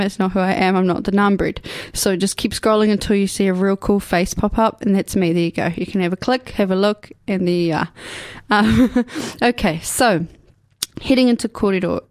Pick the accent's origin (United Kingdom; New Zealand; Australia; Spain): New Zealand; Ashburton, Canterbury; also born or lived in Dunedin / Timaru / Mosgiel; now in Karitane, New Zealand; I'm from here. I was born in Dunedin. I was raised away in Ashburton. I went to school there.